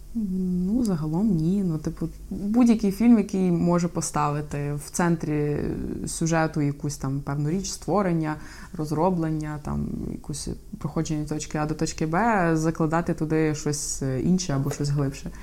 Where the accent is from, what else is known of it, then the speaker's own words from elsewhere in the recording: Ukraine; я з України